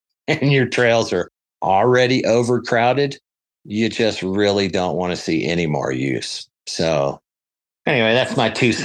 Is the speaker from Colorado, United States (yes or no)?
yes; Colorado, United States; I'm from Colorado